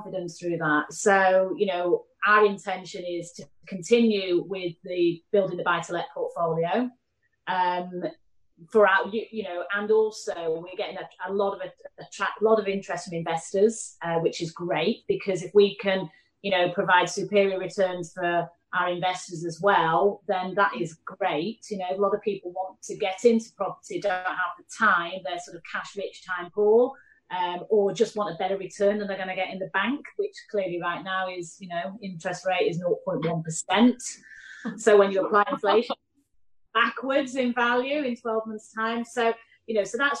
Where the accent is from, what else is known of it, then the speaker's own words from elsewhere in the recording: Manchester, North West England, United Kingdom; accent: Mancunian; now in London, United Kingdom; Manchester, where I'm from